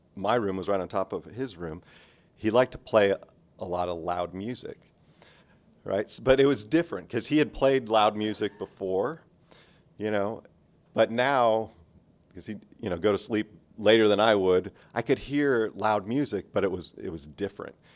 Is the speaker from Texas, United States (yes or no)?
no; outside of Los Angeles, California, United States; moved away as an adult; California, 'cause that's where I was, uh, born and raised. I spent twenty-two years there, um, outside of Los Angeles a little bit